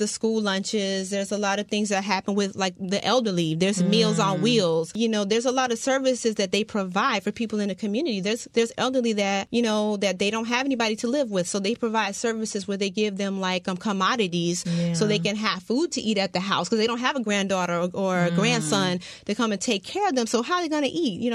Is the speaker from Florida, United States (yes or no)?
yes; Miami, Florida, United States; I'm born and raised in Dade County, but I'm from South Dade.